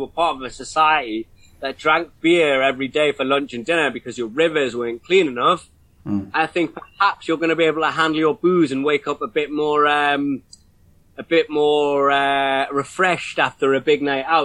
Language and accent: English; Newcastle upon Tyne, North East England, United Kingdom; as a kid growing up in Newcastle